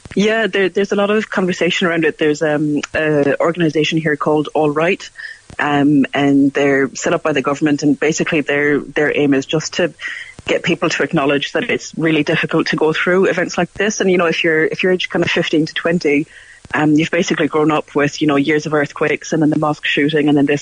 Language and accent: English; Cork, Munster, Ireland; moved away as an adult; now in New Zealand; I grew up in Cork